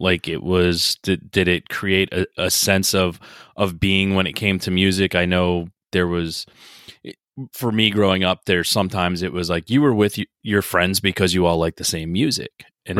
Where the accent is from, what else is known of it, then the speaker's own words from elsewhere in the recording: outside New York City, New Jersey, United States; I'm from New Jersey.